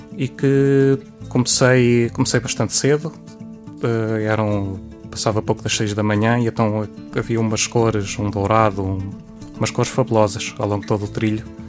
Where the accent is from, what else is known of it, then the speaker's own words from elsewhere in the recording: Leiria, Centro, Portugal; eu sou de Leiria